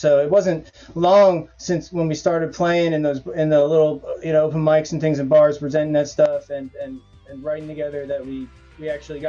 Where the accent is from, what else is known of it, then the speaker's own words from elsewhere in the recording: Havertown, Pennsylvania, United States; also born or lived in Bucks County, Pennsylvania; We're from Havertown, Pennsylvania, which is out, I guess the closest city is Philadelphia, and also Bucks County, Pennsylvania, which is a little bit further up north. Long story short, Pennsylvania.